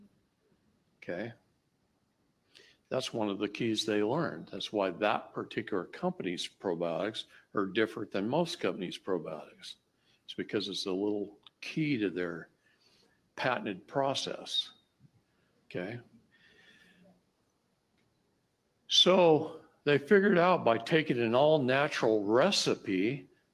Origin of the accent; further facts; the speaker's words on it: Wisconsin, United States; I grew up in Wisconsin